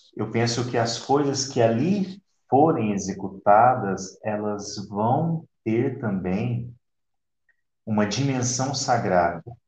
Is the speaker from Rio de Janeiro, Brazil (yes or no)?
no; Ituverava, São Paulo, Brazil; now in Itapetininga, Brazil; Eu nasci numa cidade próximo de Ribeirão Preto, ali região de Barretos, se chama Ituverava. Ainda é São Paulo, né?